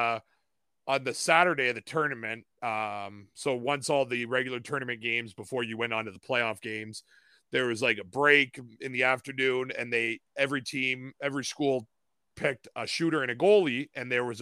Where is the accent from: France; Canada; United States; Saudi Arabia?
Canada; I'm a Canadian